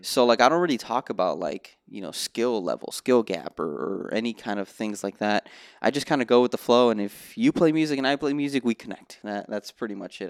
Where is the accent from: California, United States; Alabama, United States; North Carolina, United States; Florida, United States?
Florida, United States; Miami; moved away as an adult; also born or lived in New Brunswick, New Jersey; now in Los Angeles, United States; I was born in New Brunswick, New Jersey, but I didn't really start my musical journey till I moved to Miami in two thousand and two